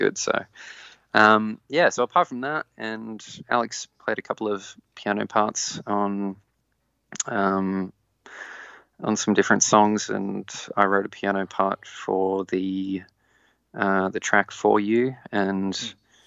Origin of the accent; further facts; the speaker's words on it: Walcha, New South Wales, Australia; also born or lived in Sydney; now in Newcastle, Australia; I grew up in Walker, which is a small country town